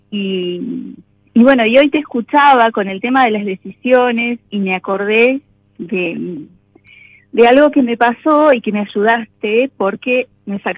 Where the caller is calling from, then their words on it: General Roca, Río Negro, Argentina; soy oyente desde hace bastante tiempo General Rócara, provincia de Río Negro